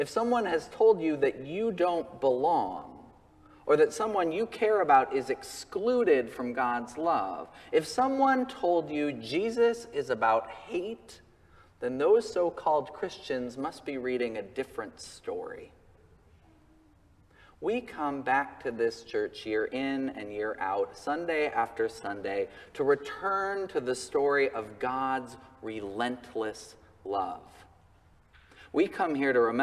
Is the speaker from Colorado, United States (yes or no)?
yes; Colorado, United States; my home state of Colorado